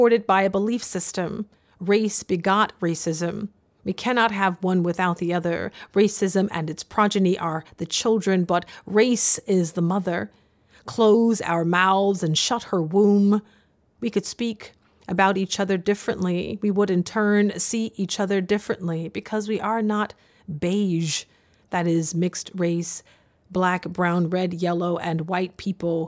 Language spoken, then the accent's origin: English; the South, United States; growing up in the South